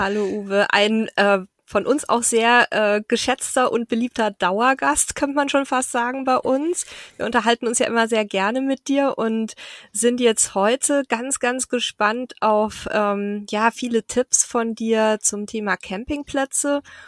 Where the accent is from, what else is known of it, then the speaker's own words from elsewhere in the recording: Southern Germany, Germany; moved away; da komme ich ja her, ursprünglich aus dem Süden von Deutschland.